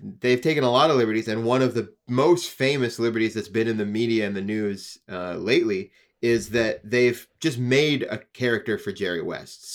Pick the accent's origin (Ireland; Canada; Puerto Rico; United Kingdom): Canada; we're from Canada